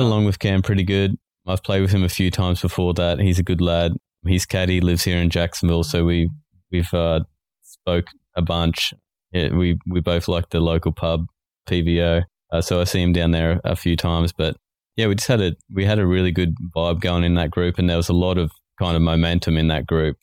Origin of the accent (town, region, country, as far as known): Australia